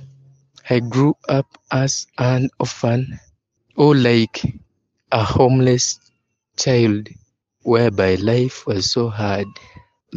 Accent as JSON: {"language": "English", "country": "Uganda", "said": "I'm 25 years old and I'm from Uganda. Uganda is a country found in East Africa"}